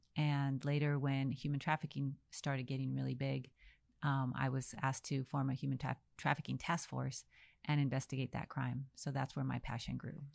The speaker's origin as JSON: {"language": "English", "town": "El Paso", "region": "Texas", "country": "United States", "tie": "born or raised there", "also_born_or_lived": "Dallas, Texas", "said": "I was born in El Paso, Texas"}